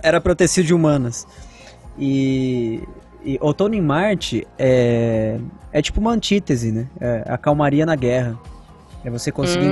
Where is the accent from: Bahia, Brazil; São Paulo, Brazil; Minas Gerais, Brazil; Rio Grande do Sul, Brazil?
São Paulo, Brazil; Amparo; moved away as an adult; now in São Paulo, Brazil; lá na minha cidade natal, sou de uma cidade pequenininha, chama Amparo